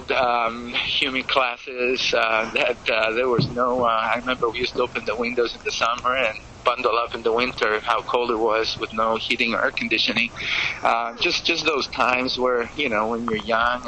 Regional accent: Greece; now in United States; growing up in Greece

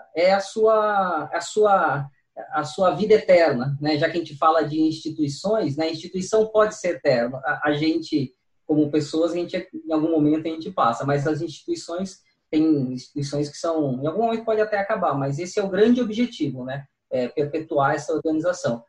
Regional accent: Cubatão, São Paulo, Brazil; also born or lived in Santos; now in São Paulo, Brazil; nasci na Santa Casa de Santos, mas morei desde a da, da, da infância, adolescência em Cubatão, depois vim, acabei vindo para São Paulo

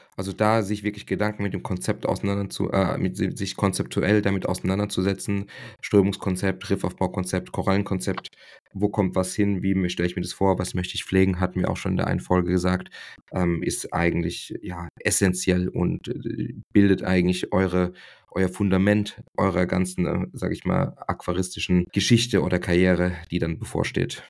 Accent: Germany; bei uns in Deutschland

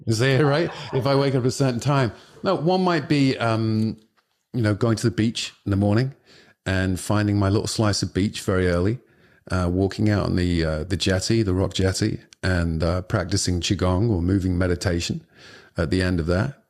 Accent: Liverpool, North West England, United Kingdom; the neighborhood I lived quite close by was, um, the Liverpool football club, uh, which is my, my, the team that I support and I kinda went to see and played a little bit for when I was a kid

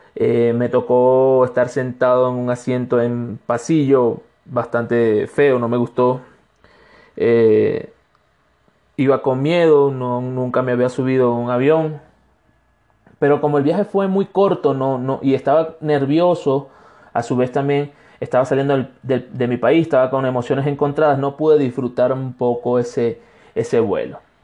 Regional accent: Barcelona, Anzoátegui, Venezuela; moved away as an adult; now in Cuenca, Ecuador; soy un venezolano de Ecuador

